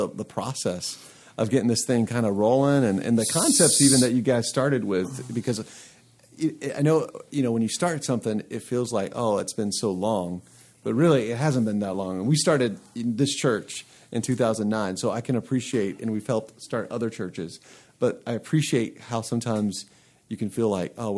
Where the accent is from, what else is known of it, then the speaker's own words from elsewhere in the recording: Atlanta, Georgia, United States; I'm from Atlanta